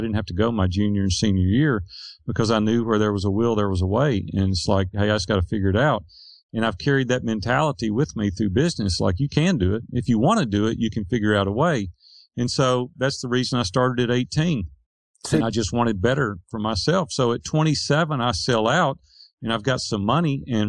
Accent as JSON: {"language": "English", "town": "Nashville", "region": "Tennessee", "country": "United States", "tie": "born or raised there", "said": "Nashville, Tennessee."}